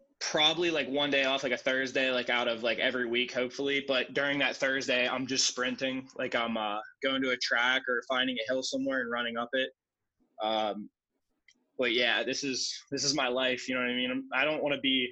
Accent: Pittsburgh, Pennsylvania, United States; I'm from Pittsburgh

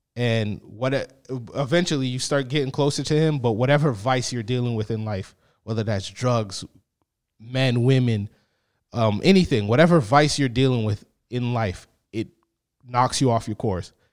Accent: Boston, Massachusetts, United States; I grew up in Boston, Massachusetts

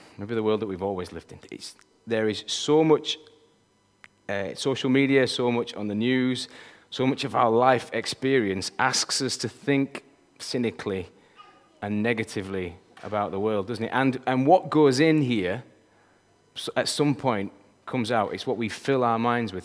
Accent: Yorkshire and the Humber, United Kingdom; I'm a Yorkshireman. And I gotta tell you, people from Yorkshire, we think like nobody

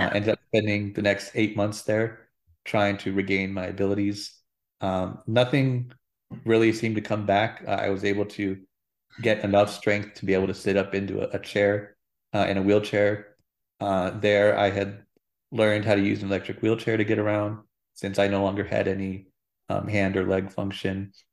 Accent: Phoenix, Arizona, United States; I'm a native Arizonan, uh, born and raised in Phoenix, Arizona.

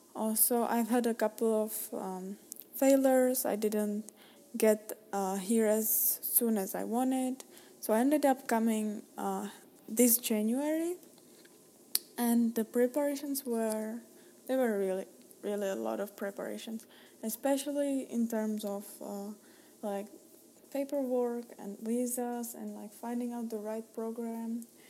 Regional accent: Czechia; moved away as an adult; now in United States; I'm Czech, I'm Czech, I'm from Czech Republic

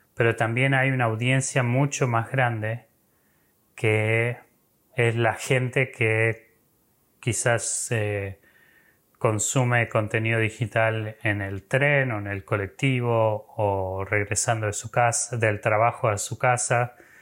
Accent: Argentina; yo me involucré con Crew estando en Argentina, soy argentino

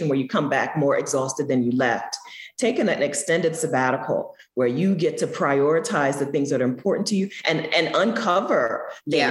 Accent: Delaware, United States; also born or lived in San Francisco; I'm from Delaware, I'm the East Coast

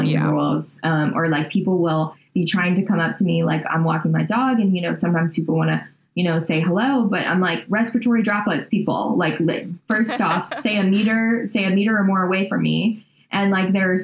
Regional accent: Louisiana, United States; we're from Louisiana

